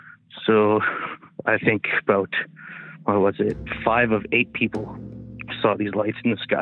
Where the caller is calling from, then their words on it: Smithers, British Columbia, Canada; From Smithers, BC.